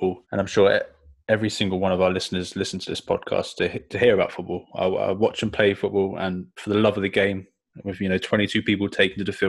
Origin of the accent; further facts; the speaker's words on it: England, United Kingdom; As an English fan of this league